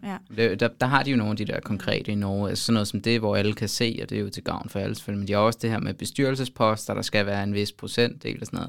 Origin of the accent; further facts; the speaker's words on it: Denmark; som dansker